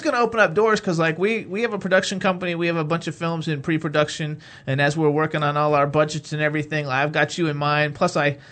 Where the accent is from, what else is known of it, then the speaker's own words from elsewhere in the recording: Florida, United States; now in Pennsylvania, United States; I'm from Florida